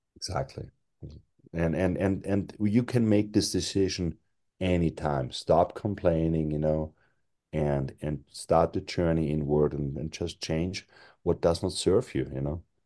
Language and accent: English; Austria; moved away; I'm European, 'cause I was born in Europe, raised in Europe, and, uh, I was raised in Austria